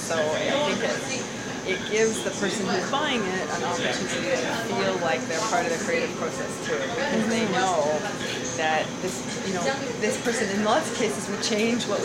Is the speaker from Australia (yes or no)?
no; Canada; I am unapologetically Canadian